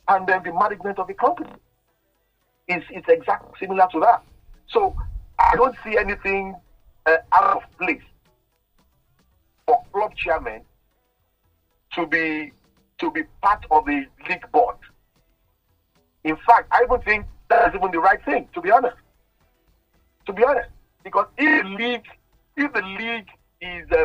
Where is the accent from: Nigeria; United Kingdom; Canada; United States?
Nigeria; being Nigerian